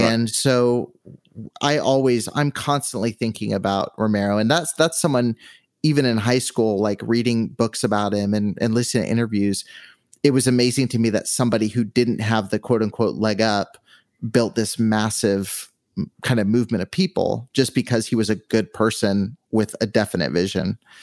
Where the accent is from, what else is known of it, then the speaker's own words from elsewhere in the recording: California, United States; I grew up in California